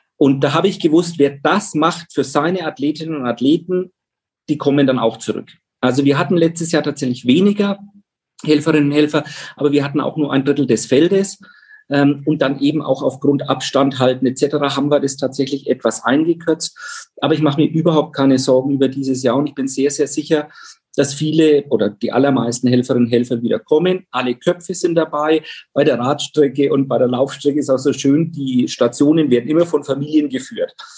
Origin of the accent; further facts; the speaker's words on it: Pfaffenhofen, Bavaria, Germany; Pfaffenhofen, wo ich groß geworden bin. Das ist ein Vorort von Roth